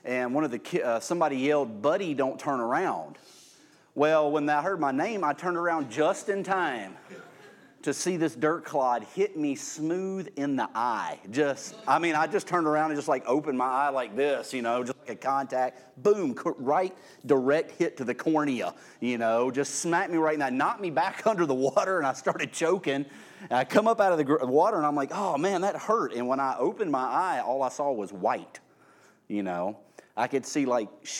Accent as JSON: {"language": "English", "town": "Irvington", "country": "United States", "tie": "born or raised there", "said": "I grew up at that time out in Irvington"}